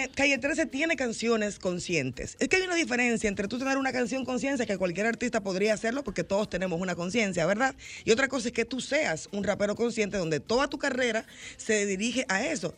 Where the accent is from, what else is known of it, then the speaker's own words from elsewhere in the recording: Santo Domingo Este, Distrito Nacional, Dominican Republic; yo vengo de un barrio, de un barrio populoso, yo vengo de Los Minas en los 90